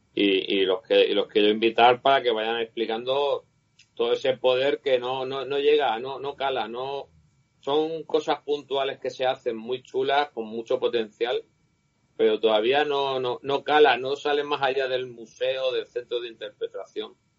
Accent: Cartagena, Region of Murcia, Spain; moved away; Yo nací en Cartagena, me crié allí

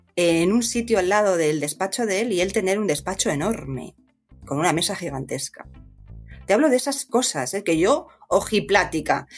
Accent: Madrid, Community of Madrid, Spain; moved away as an adult; also born or lived in Pozuelo de Alarcón; nací en Madrid, sí, soy madrileña

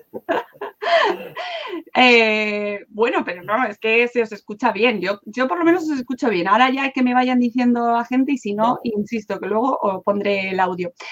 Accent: Madrid, Community of Madrid, Spain; yo soy de Madrid, pero claro, vivía en mi casa

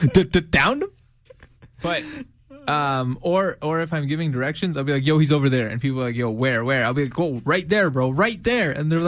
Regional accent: Nevada, United States; No, I'm from Nevada.

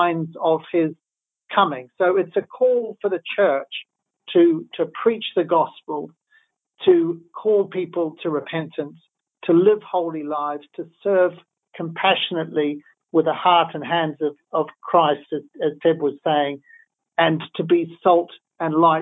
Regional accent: New Zealand; now in United Kingdom; as a New Zealander

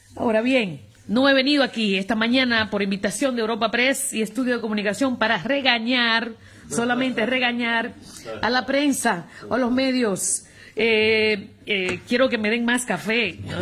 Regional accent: United States; now in Spain; en mi país

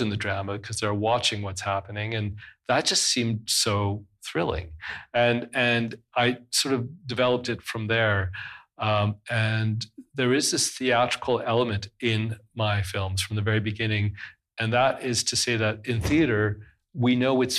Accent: West Coast, British Columbia, Canada; also born or lived in Cairo, Egypt; I was raised on the West Coast

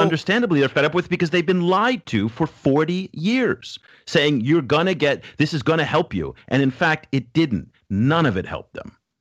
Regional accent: France; now in Shanghai, China; I grew up in France, I've lived in France, and worked

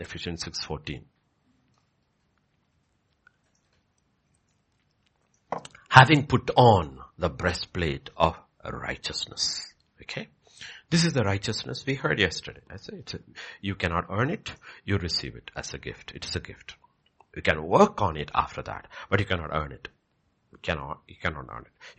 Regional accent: Kerala, India; moved away; if you go to Kerala, if you go to my hometown, there is a house and there is a land

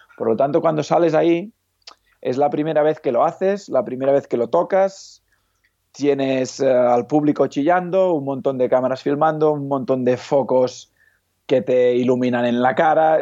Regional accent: Igualada, Catalonia, Spain; also born or lived in Lleida; Soy, soy de Igualada, que está a medio camino, digamos, de Barcelona a Lleida

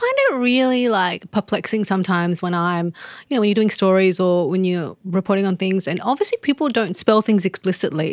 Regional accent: Australia; as an Australian

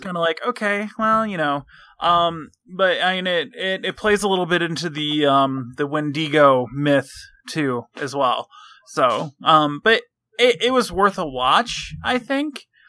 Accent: Michigan, United States; I'm from Michigan.

